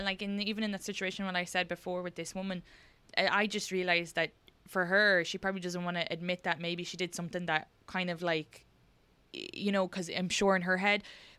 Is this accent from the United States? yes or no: no; Ireland; And I think because it's so funny because we're from Ireland, I don't think that's ever part.